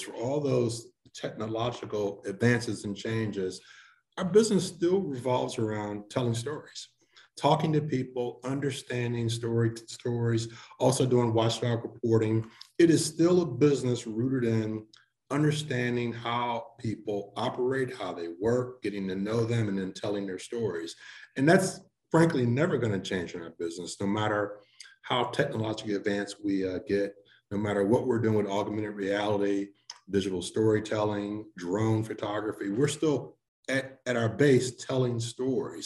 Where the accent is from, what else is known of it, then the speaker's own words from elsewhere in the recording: St. Louis, Missouri, United States; moved away as an adult; also born or lived in Cleveland, Ohio / Boston / Orlando; now in Memphis, United States; I grew up in St. Louis, not too far away